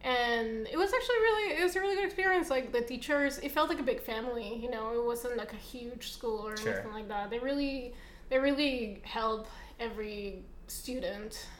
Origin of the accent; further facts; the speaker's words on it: Lima, Peru; moved away as an adult; also born or lived in Massachusetts, United States; now in San Diego, United States; I am originally from Lima, and I grew up there until I was there until I was around 20